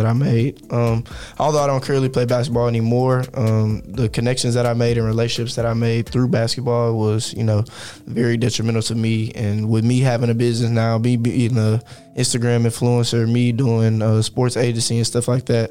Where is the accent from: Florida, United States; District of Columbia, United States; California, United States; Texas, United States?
Texas, United States; Houston; also born or lived in Dallas; growing up in Houston was pretty fun for me. I had a pretty good childhood